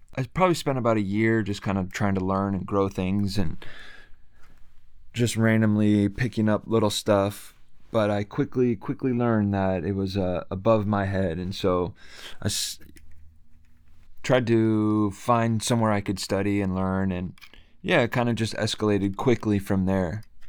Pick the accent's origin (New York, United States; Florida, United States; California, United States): California, United States; Bay Area; also born or lived in Japan; I am from Bay Area, California